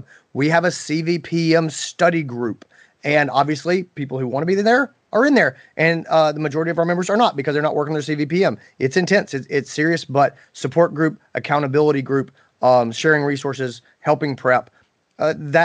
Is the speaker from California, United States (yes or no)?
no; Greenville, South Carolina, United States; Greenville, South Carolina, which is my hometown